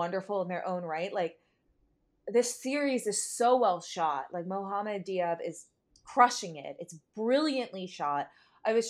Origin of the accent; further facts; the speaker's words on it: New Jersey, United States; I'm from the greater New York area. I'm from Jersey